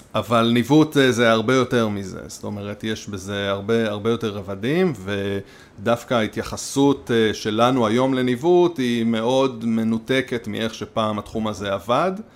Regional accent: Nahshon, Israel; אני קיבוצניק, לא מהקיבוצים שעל הים

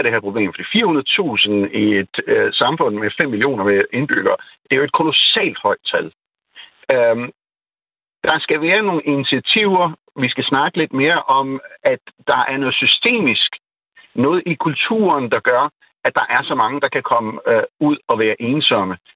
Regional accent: Pakistan; now in Denmark; min oplevelse igen, jeg er født og opvokset i Pakistan, så efter jeg kommer hjem, så er det netop, der er en, en afstand.

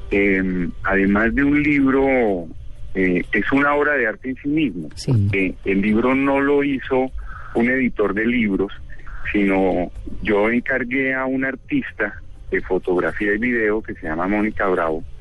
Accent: Barranquilla, Atlántico, Colombia; born there; now in Bogotá, Colombia; No, yo vivo hace muchísimos años en Bogotá, pero sí nací en Barranquilla

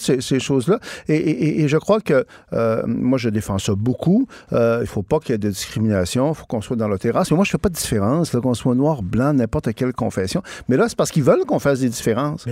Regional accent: Saguenay, Quebec, Canada; moi, je viens du Saguenay

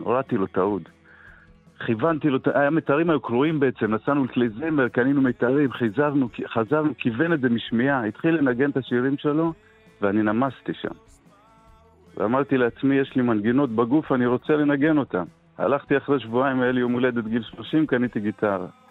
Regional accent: Netivot, Southern District, Israel; אני מנתיבות, ולא משדרות

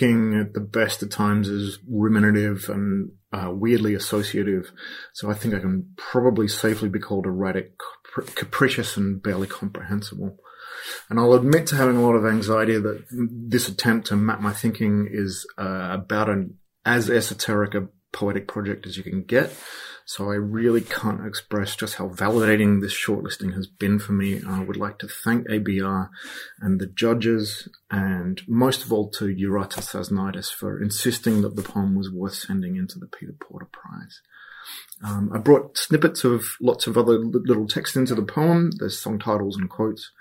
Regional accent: Perth, Western Australia, Australia; I'm from Perth on Whadjuk country

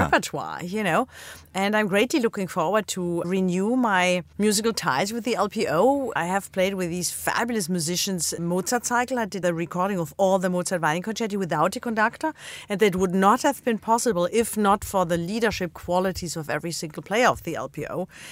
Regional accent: Black Forest, Baden-Württemberg, Germany; moved away; I grew up in the Black Forest

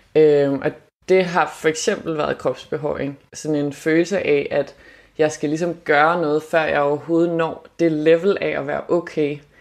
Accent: Germany; moved away; er jeg opvokset i Tyskland

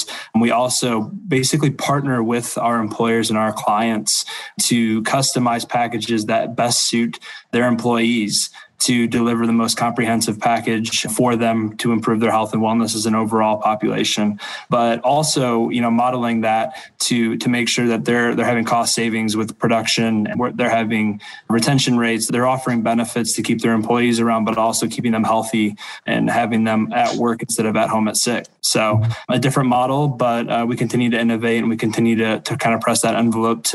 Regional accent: Toledo, Ohio, United States; moved away as an adult; now in Detroit, United States; I'm originally from Toledo, Ohio, and have recently moved up for my new role here at Henry Ford

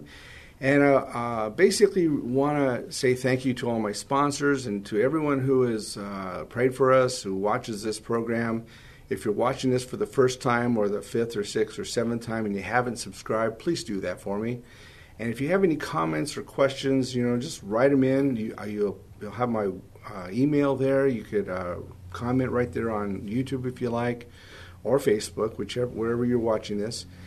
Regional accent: Los Angeles, California, United States; moved away as an adult; also born or lived in Van Nuys, California / Colorado; I grew up in the San Fernando Valley

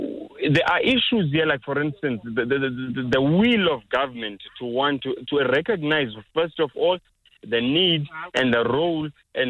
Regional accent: South Africa

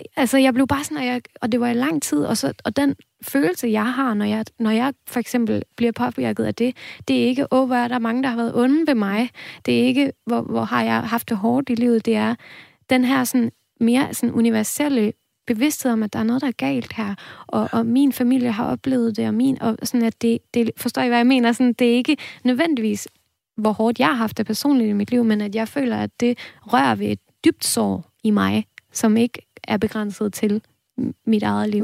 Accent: Denmark; first language Danish; mit modersmål er dansk, jeg taler bedst dansk

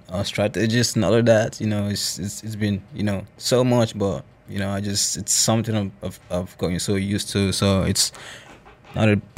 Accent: Nigeria; first language Isha; English is a second language; I'm from Nigeria

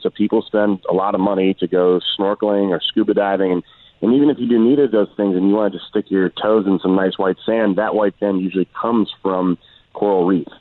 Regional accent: Washington, District of Columbia, United States; I'm from Washington D.C.

